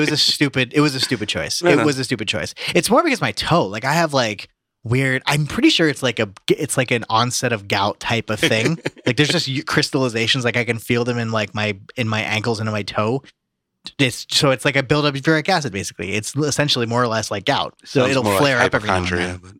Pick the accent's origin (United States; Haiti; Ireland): Ireland; It's typically what I do as an Irishman.